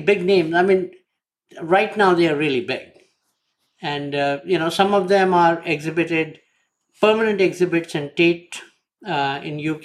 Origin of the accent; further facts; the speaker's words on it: India; moved away as an adult; now in United States; I lived my first 30 years in India